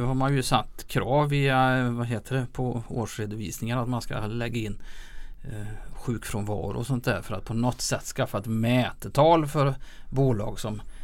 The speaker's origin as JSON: {"language": "Swedish", "town": "Lilla Edet", "region": "Västra Götaland", "country": "Sweden", "tie": "born or raised there", "said": "jag är född och uppvuxen i Lilla Edet"}